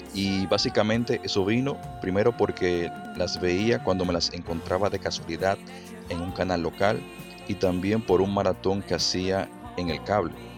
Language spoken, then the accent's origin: Spanish; Dominican Republic; Soy de la República Dominicana